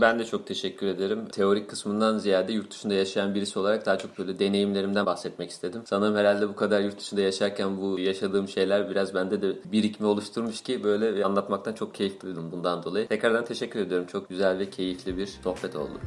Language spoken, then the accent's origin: Turkish; Turkey; moved away as an adult; now in Moscow, Russia; nerelisin muhabbetine geldiği zaman Türk'üm diyorum.